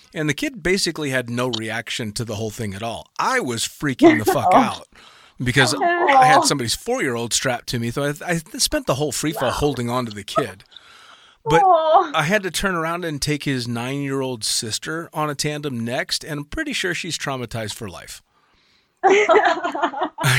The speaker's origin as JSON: {"language": "English", "country": "United States", "said": "as an American tandem instructor"}